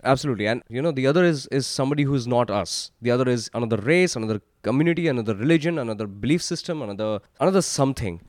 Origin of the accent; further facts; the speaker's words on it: India; Growing up in India in the nineties and early two thousands